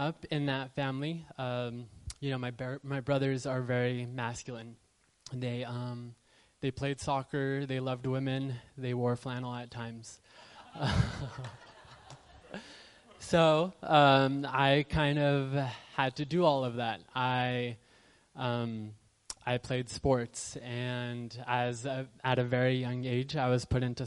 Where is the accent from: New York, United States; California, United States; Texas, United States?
California, United States; Southern; born and raised in Southern California